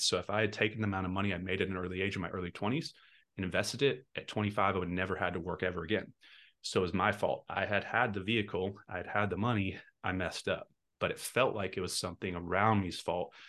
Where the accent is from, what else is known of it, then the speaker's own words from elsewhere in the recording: Texas, United States; I'm from Texas